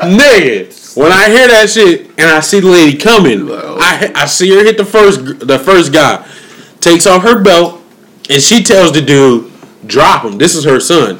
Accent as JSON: {"language": "English", "town": "Springfield", "region": "Massachusetts", "country": "United States", "tie": "born or raised there", "moved": "yes", "said": "I'm from Springfield, Massachusetts, birthplace of basketball"}